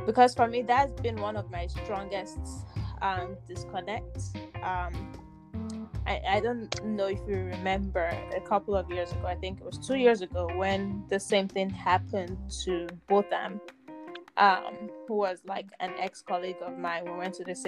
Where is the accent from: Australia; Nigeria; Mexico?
Nigeria; now in United States; I'm Nigerian